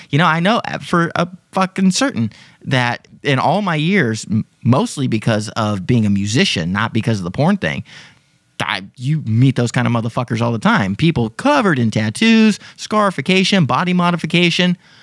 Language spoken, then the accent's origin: English; Texas, United States; I'm from Texas